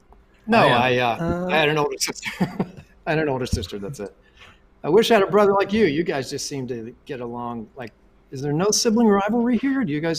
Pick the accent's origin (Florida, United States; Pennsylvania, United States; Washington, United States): Pennsylvania, United States; Pittsburgh; moved away; also born or lived in New York; I was born in Pittsburgh, Pennsylvania.